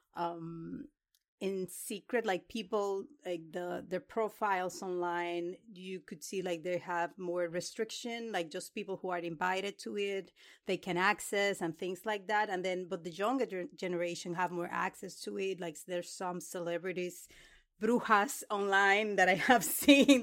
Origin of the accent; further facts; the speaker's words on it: Dominican Republic; moved away; I was born in the Dominican Republic